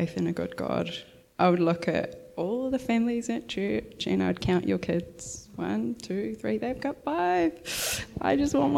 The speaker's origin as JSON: {"language": "English", "region": "Gisborne", "country": "New Zealand", "tie": "born or raised there", "said": "I grew up in Gisborne"}